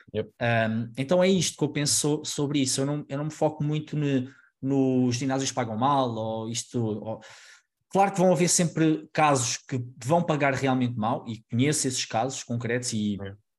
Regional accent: Alcobaça, Centro, Portugal; moved away as an adult; now in Lisbon, Portugal; eu sou de Alcobaça, uma, uma cidade mais pequena

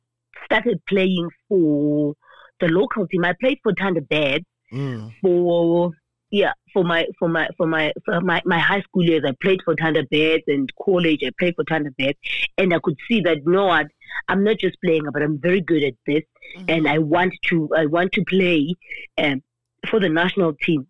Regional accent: Eastern Cape, South Africa; moved away; also born or lived in Queenstown; Born and bred in the Eastern Cape in Namakwe

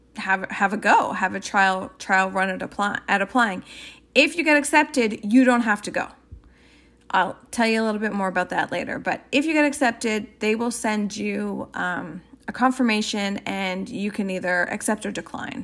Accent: Canada; I'm Canadian

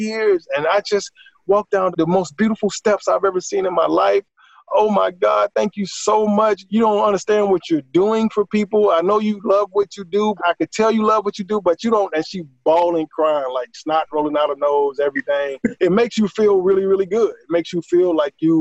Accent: Atlanta, Georgia, United States; Here in my hometown, Atlanta, Georgia

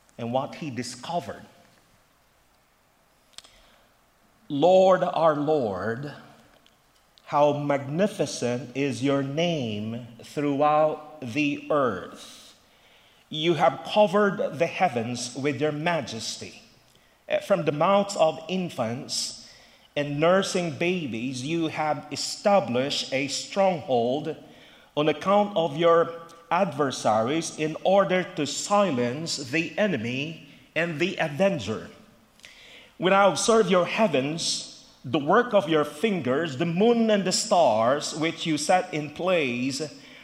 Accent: Philippines; now in Philadelphia, United States; Growing up in the Philippines

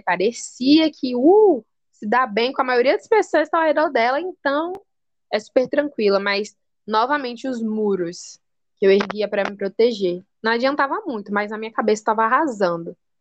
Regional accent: Salvador, Bahia, Brazil; sou de Salvador

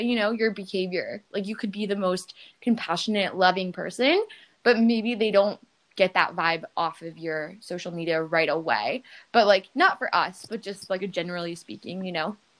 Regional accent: New York, United States; I'm from New York

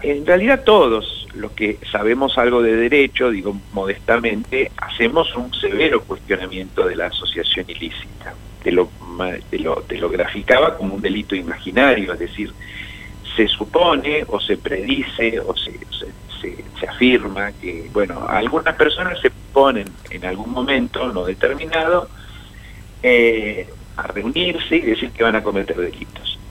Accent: Argentina; como argentinos

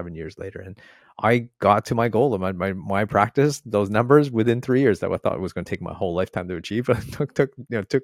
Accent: Toronto, Ontario, Canada; moved away as an adult; now in Australia; I'm from Toronto

